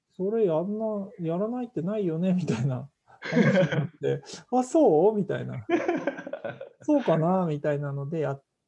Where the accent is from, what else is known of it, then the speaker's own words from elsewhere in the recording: Yonago, Tottori, Japan; moved away as an adult; now in Tokyo, Japan; 生まれ育ちは山の影山陰鳥取県米子市出身でして